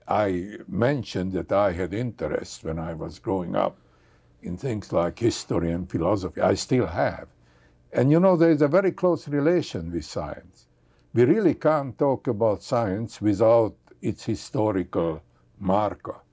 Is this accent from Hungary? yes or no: yes; Hungary; moved away; I come from Hungary